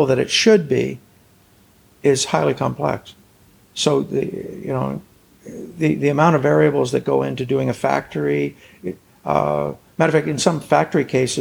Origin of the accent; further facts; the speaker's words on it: Toronto, Ontario, Canada; also born or lived in Montreal / Quebec City / Chicoutimi; now in St. John's, Canada; I was born in Toronto.